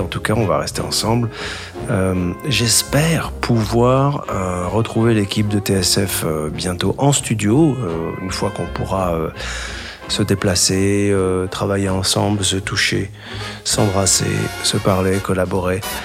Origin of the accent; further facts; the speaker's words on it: Casablanca, Casablanca-Settat, Morocco; Je suis né à Casablanca